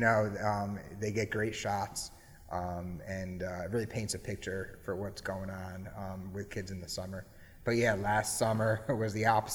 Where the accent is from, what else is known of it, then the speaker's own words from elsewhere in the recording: Cheshire, Connecticut, United States; where I grew up in Cheshire